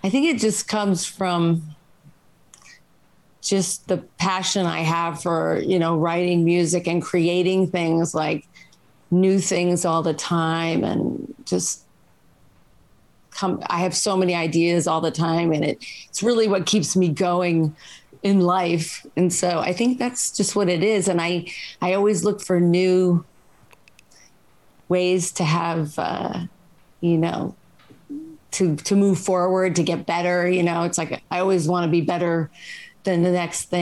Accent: New York City, New York, United States; now in Los Angeles, United States; I'm from New York and I grew up with a lot of different

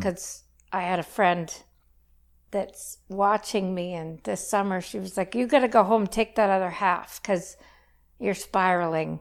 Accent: Saskatchewan, Canada; moved away as an adult; also born or lived in Lethbridge; I grew up in Saskatchewan, went to university in Lethbridge

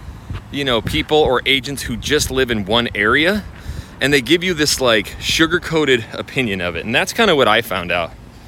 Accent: Idaho, United States; moved away as an adult; now in Houston, United States; I'm from Idaho. Like, I was buried in snow 6 months out of the year, and now I'm living like 15, 20 minutes away from the ocean.

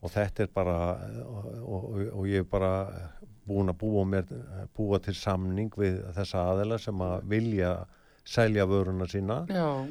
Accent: the West, West of Iceland, Iceland; moved away; ég er náttúrulega sjálfur að vestan

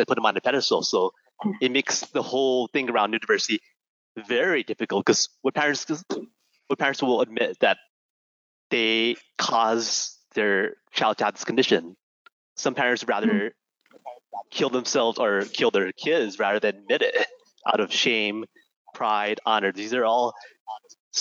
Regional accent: Hawaii, United States; I'm an Asian, so my family came originally from China in the year 1900, but I grew up in Hawaii

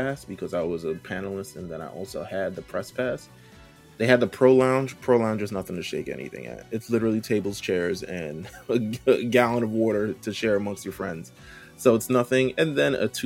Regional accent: New York, United States; I'm from New York

